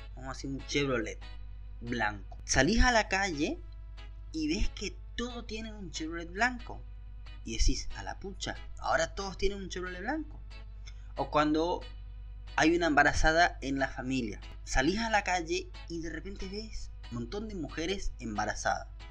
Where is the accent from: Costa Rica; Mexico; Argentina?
Argentina; Yo soy de Argentina